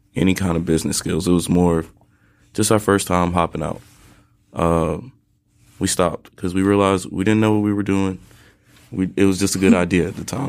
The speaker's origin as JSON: {"language": "English", "town": "Durham", "region": "North Carolina", "country": "United States", "also_born_or_lived": "Atlanta, Georgia", "lives_now": "Greensboro, United States", "said": "I'm from Durham, North Carolina originally"}